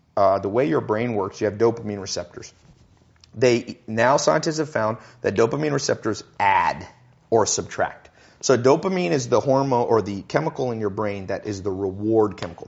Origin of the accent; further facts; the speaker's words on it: Long Beach, California, United States; I was born in Long Beach, Compton kind of area